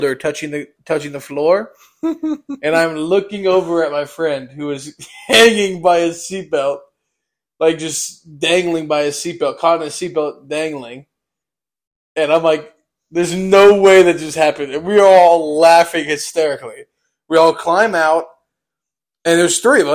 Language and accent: English; Mount Vernon, United States; born or raised there